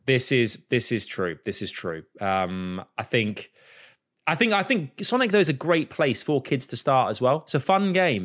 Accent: Croydon, London, United Kingdom; Born in Croydon

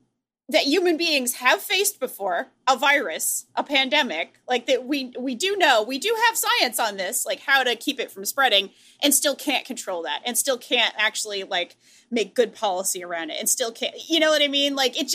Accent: United States; as an American in 2021

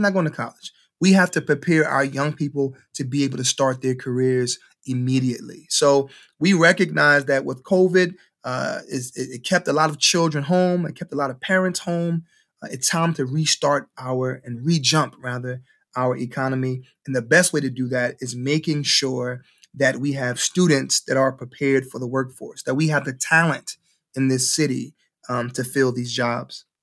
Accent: Cleveland, Ohio, United States; I'm a graduate from Case Elementary, M L K Middle School, M L K High School

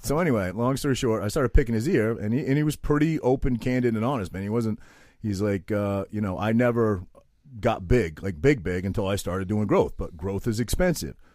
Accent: Maine, United States; I'm this kid from Maine

